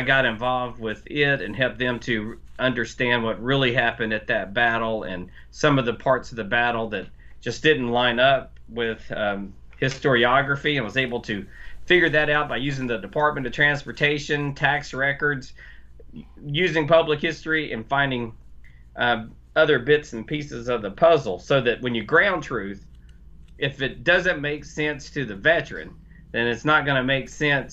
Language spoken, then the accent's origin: English; North Carolina, United States; I'm from North Carolina